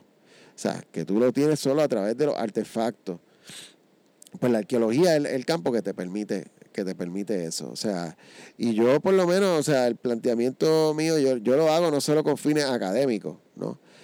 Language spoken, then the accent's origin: Spanish; San Juan, Puerto Rico; soy nacido y criado en Río Piedra.